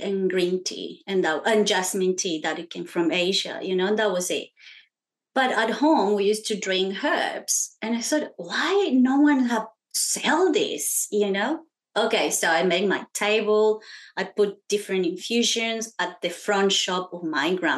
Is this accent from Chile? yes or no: yes; Chile; now in Australia; So I'm Chilean, so that means I was born in Chile. And I grew up in a family with a lot of women entrepreneurs